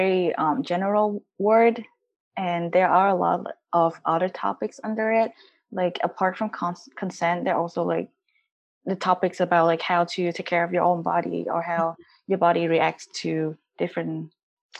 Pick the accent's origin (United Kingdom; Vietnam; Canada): Vietnam; moved away; I grew up in Vietnam, went to school in Vietnam